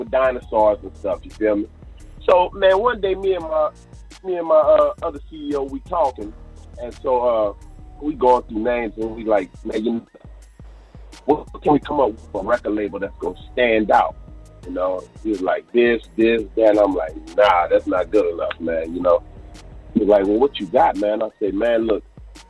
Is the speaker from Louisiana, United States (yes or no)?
yes; Crowley, Louisiana, United States; growing up in Crowley as a kid, man, we had so much fun